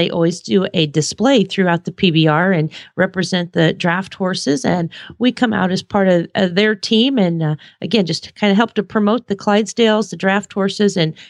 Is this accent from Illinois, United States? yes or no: yes; Watseka, Illinois, United States; I know my hometown of Watsika yesterday went through lots of storms